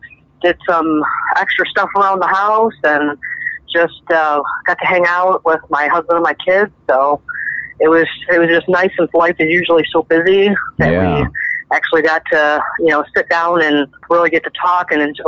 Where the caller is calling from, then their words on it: Sycamore, Illinois, United States; I'm from Sycamore, Illinois.